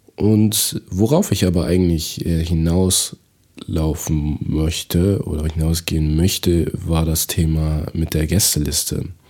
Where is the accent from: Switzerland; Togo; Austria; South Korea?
Togo; now in Germany; in meiner Heimat in Togo